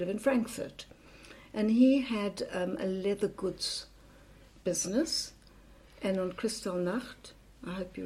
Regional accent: South Africa; now in United Kingdom; I grew up in South Africa

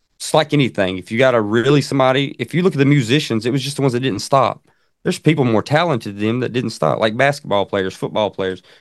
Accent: Central Alabama, United States; I'm from Central Alabama. You probably can tell with the accent.

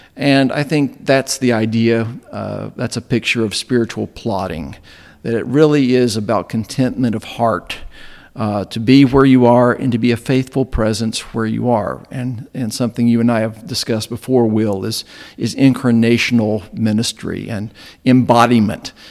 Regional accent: Southwest Virginia, United States; moved away as an adult; also born or lived in Bristol, Tennessee; now in Chattanooga, United States; I grew up in Southwest Virginia, uh, in the heart of Appalachia

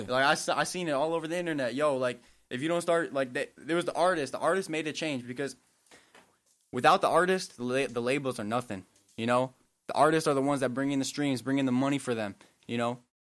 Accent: Milwaukee, Wisconsin, United States; I'm from, I'm born and raised in Milwaukee

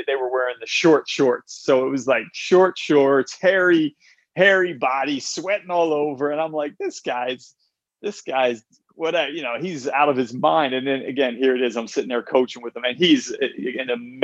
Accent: Philadelphia, Pennsylvania, United States; moved away; growing up outside of Philadelphia

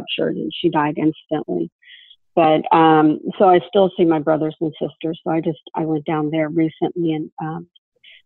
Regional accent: Hollywood, New Hope, Florida, United States; we moved from Hollywood, Florida, way out into the woods. And the name of the place is New Hope, Florida

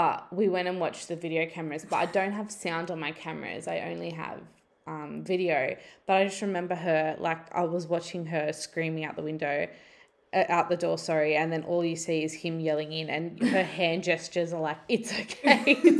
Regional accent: Wollongong, New South Wales, Australia; I'm from Wollongong originally

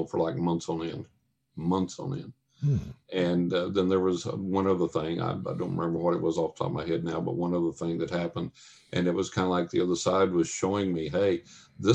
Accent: West Texas, United States; moved away; also born or lived in New York; When I grew up in West Texas, and when I lived in Texas

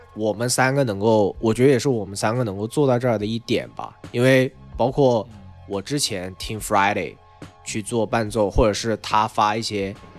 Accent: Changsha, Hunan, China; 因为来自我的家乡，可能大家最熟悉的就是

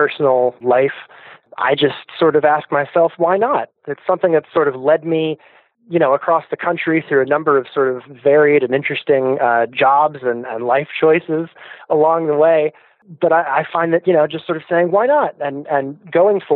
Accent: East Coast, United States; moved away as an adult; also born or lived in New York; I grew up on the East Coast

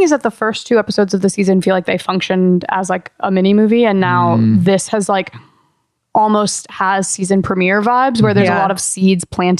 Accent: Midwest, United States; moved away; I'm from the Midwest. We drive a lot.

